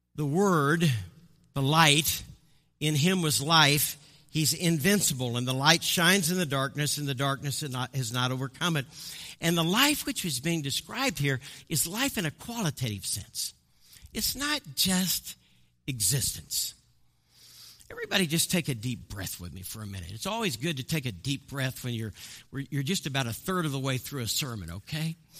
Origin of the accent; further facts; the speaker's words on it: Midwest, United States; also born or lived in Colorado Springs, Colorado; I'm from the Midwest